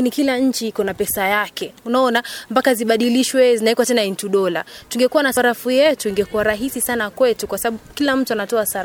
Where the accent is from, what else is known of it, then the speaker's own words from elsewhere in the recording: Mombasa, Mombasa County, Kenya; natoka Mombasa